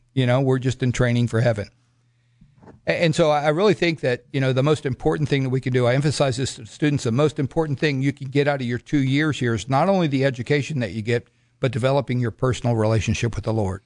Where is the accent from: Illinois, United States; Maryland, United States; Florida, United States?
Florida, United States; Miami; moved away; also born or lived in Broken Arrow, Oklahoma / Scott City, Kansas; I come from Miami, Florida.